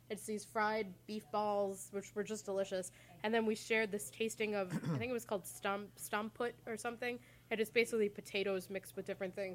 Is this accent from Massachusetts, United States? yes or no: yes; Sherborn, Massachusetts, United States; In Sherbourne.